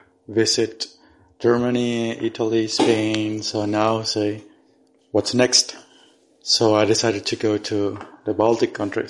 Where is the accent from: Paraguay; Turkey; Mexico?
Paraguay; because I'm from Paraguay